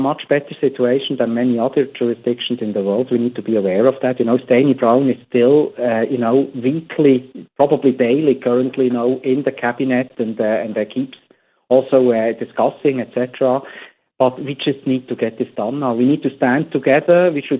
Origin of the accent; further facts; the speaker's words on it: Switzerland; now in United States; I come from Switzerland